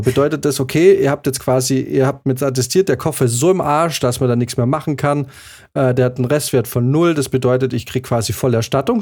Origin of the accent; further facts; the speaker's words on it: Swabia, Baden-Württemberg, Germany; moved away as an adult; also born or lived in Bavaria; now in Munich, Germany; Dann ist nämlich der Schwabe in mir, diese kleine schwäbische Stimme im Hinterkopf eines jeden gebürtigen Schwaben